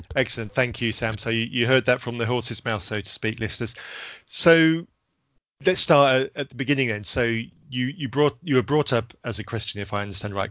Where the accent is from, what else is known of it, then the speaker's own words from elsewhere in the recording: Zambia; when I was growing up in Zambia